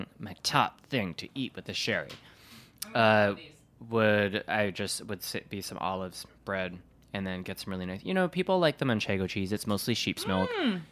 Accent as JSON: {"language": "English", "region": "Wisconsin", "country": "United States", "said": "I always say, like, I'm from Wisconsin. I don't need a hat or gloves."}